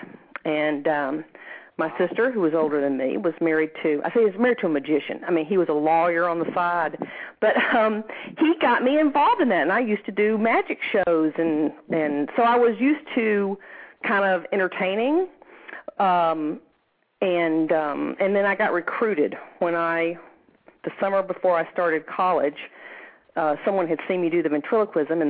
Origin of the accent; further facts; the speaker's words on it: Huntsville, Alabama, United States; moved away; also born or lived in Shreveport, Louisiana; I grew up in Alabama, in Huntsville, Alabama, which was very interesting